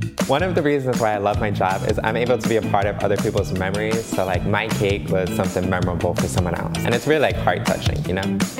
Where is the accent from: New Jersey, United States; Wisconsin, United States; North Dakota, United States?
New Jersey, United States; Passaic; I'm from Passaic, New Jersey.